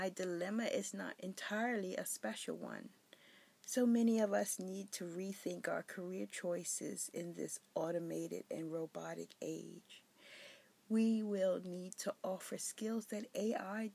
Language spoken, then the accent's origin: English; Philadelphia, Pennsylvania, United States; moved away as an adult; also born or lived in Berlin, Germany; I was born in Philadelphia, PA, and celebrated my 21st birthday in Berlin, Germany in 1984